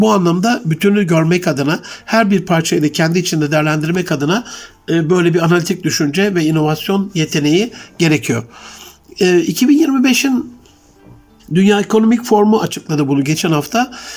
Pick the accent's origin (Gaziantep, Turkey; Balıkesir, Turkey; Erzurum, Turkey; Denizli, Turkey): Gaziantep, Turkey; Ali Şahin, e, Gaziantep'li hemşerim